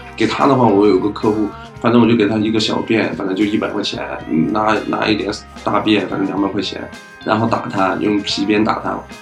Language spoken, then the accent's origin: Chinese; Hebei, China; 我来自河北